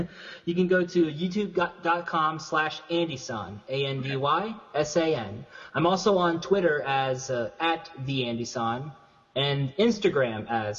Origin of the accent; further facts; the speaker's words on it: Ohio, United States; moved away as an adult; also born or lived in Michigan; now in Yokosuka, Japan; My family's originally from Michigan, but I was raised primarily in Ohio, yes.